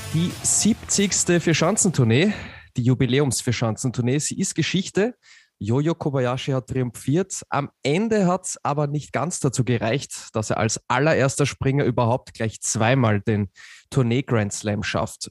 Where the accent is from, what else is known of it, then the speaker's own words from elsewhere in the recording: Austria; für mich als Österreicher